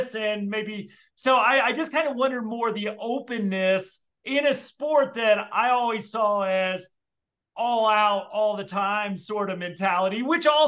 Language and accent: English; Midwest, United States; growing up in the Midwest